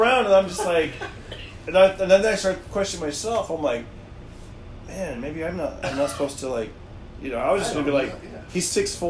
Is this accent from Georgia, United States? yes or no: no; Fresno, California, United States; also born or lived in Bay Area, California; I remember when I moved to the Bay Area, I grew up in Fresno, so it's a little bit like blue collar